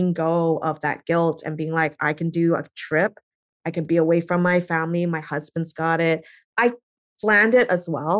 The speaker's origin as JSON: {"language": "English", "country": "Canada", "moved": "yes", "lives_now": "United States", "said": "I'm Canadian."}